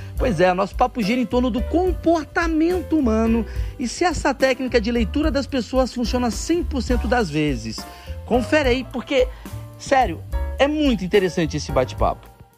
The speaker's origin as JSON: {"language": "Portuguese", "country": "Brazil", "said": "eu sou do Brasil"}